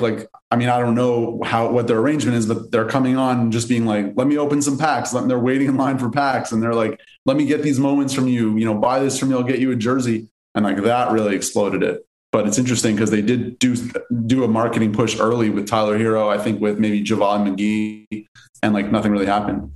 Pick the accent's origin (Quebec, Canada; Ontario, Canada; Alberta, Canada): Quebec, Canada; Montreal; now in Los Angeles, United States; I'm originally from Canada, from Montreal. I live in LA now